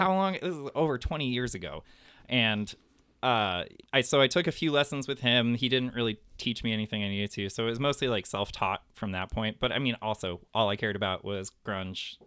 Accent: Highland Park, Illinois, United States; Highland Park

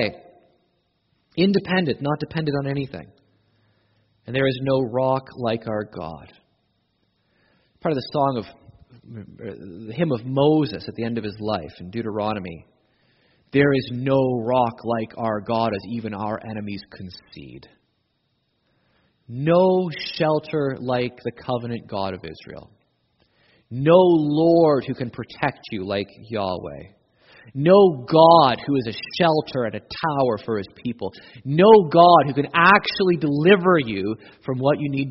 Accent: Canada; we're Canadian

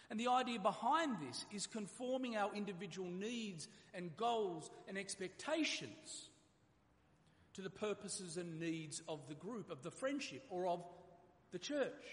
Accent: Australia

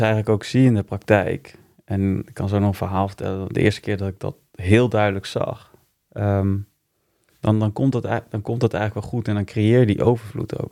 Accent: Utrecht, Netherlands; also born or lived in Wijk bij Duurstede; In Wijk ben ik geboren. Maar ik heb hier in Utrecht op uh, gezeten. Dus ja, ik zie me wel meer als een eh, Utrechtse jongen

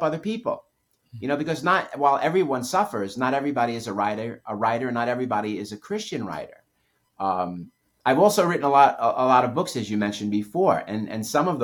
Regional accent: New York City, New York, United States; I grew up in New York City

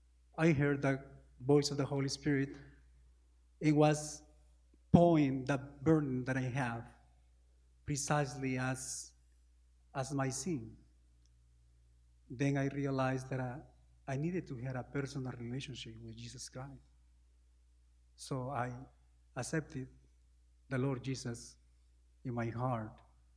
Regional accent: Peru; Peru is a small country, you know, South America, close to Argentina, Ecuador, Chile, Brazil, Colombia. It's very difficult to live in Peru.

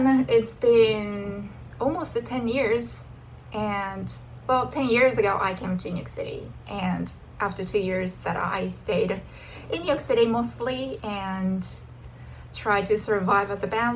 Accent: Tokyo, Japan; moved away as an adult; I'm originally from Japan, Tokyo.

